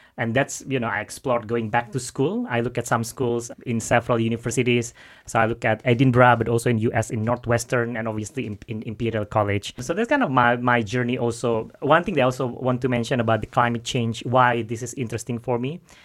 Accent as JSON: {"language": "English", "region": "Jakarta", "country": "Indonesia", "moved": "as an adult", "lives_now": "London, United Kingdom", "said": "I'm from Jakarta"}